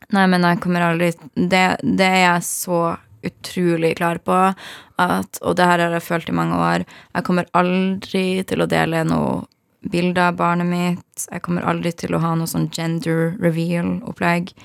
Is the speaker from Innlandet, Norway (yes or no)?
no; Harstad, Troms, Norway; moved away; Jeg er fra Harstad i Nord-Norge